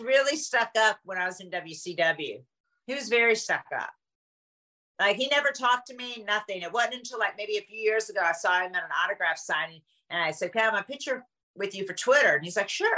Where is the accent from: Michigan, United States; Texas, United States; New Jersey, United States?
Texas, United States; Dallas; I was from Dallas, Texas.